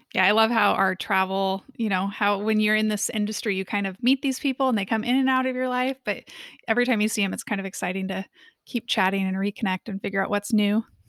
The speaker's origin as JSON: {"language": "English", "town": "Kansas City", "region": "Missouri", "country": "United States", "tie": "born or raised there", "moved": "as an adult", "said": "I grew up in Kansas City in the Midwest"}